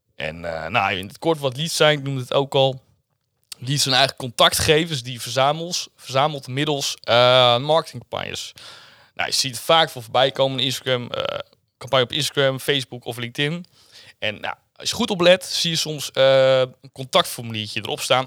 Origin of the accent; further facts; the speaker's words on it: Zwolle, Overijssel, Netherlands; Ik kom uit Zwolle. Ik woon ook weer net in Zwolle